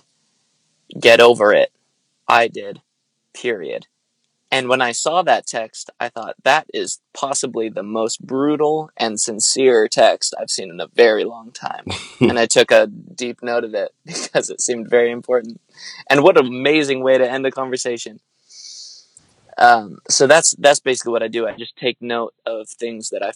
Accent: Lancaster, California, United States; moved away as an adult; now in Santa Barbara, United States; I'm originally from Lancaster, California. It's like an hour north

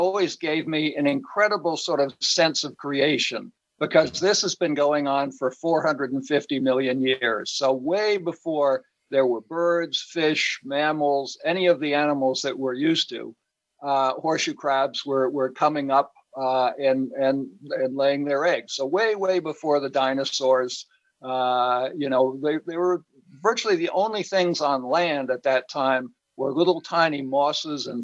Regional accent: Cape Cod, Massachusetts, United States; growing up on Cape Cod as a kid

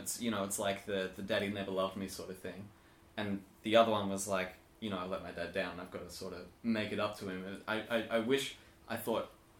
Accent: Australia; accent: slightly British; Yeah. Because I'm from Australia

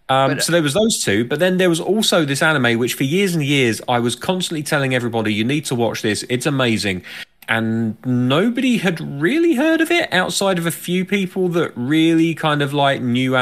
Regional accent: United Kingdom; as a Brit

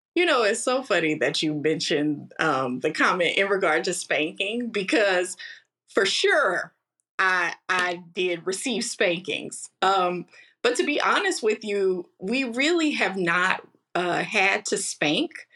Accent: Kansas City, Missouri, United States; I am a native of Kansas City, Missouri, born and raised

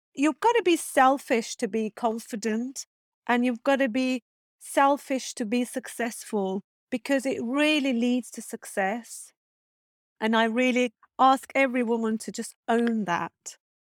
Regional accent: Turkey; English is a second language; moved away as an adult; also born or lived in Istanbul; now in Rottingdean, United Kingdom; I'm originally from Turkey

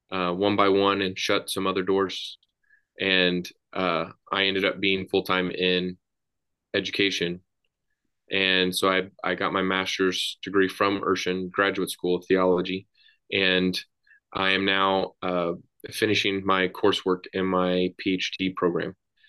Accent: Dallas, Texas, United States; moved away as an adult; I was born and raised in Dallas, Texas. And I moved out of Texas going to Bible college.

